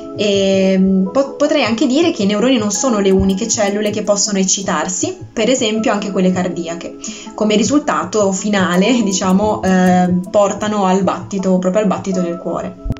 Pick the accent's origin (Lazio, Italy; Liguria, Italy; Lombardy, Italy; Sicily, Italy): Liguria, Italy; Bogliasco; also born or lived in Genoa / Pisa; Sono nata a Genova e cresciuta a Vogliasco.